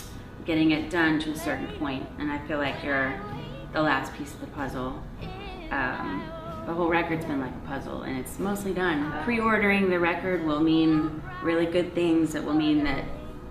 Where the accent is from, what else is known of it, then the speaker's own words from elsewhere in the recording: New Braunfels, Texas, United States; I grew up in New Braunfels, Texas